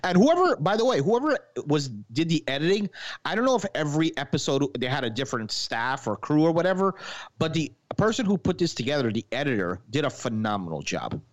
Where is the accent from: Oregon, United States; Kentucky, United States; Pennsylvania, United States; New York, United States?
New York, United States; moved away; I'm from New York originally